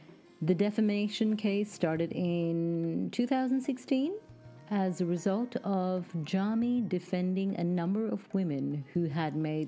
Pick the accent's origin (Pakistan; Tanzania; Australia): Pakistan; I grew up in Pakistan to Indian parents, heavily conditioned by religious and social taboos.